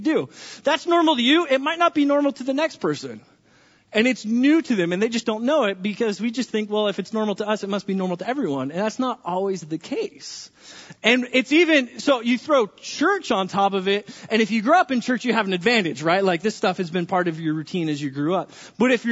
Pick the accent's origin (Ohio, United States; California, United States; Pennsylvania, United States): California, United States; now in Linden; I'm from California